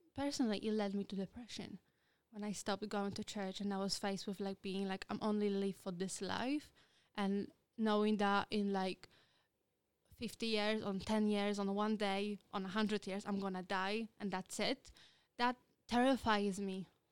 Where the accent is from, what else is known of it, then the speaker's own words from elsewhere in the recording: Poland; English is a second language; moved away as an adult; now in United Kingdom; I am from Poland. Uh, I am very proud to be Polish